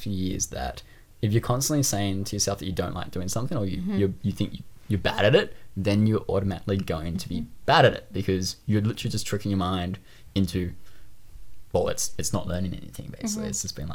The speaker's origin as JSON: {"language": "English", "town": "Sydney", "region": "New South Wales", "country": "Australia", "tie": "born or raised there", "accent": "Australian", "said": "I grew up in the Northern Beaches in Sydney, Australia. And that is definitely home for me."}